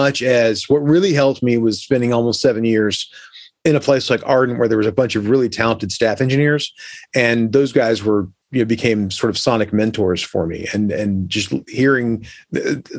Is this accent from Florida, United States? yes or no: yes; Orlando, Florida, United States; I grew up in Orlando